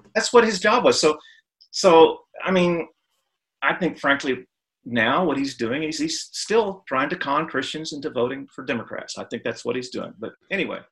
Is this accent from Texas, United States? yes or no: yes; Texas, United States; Matter of fact, both sides of my family have been in Texas before Texas was even a state.